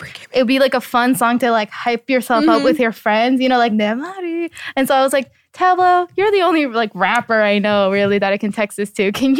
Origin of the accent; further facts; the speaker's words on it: United States; obviously I grew up in the States, but you know, my parents speak Korean.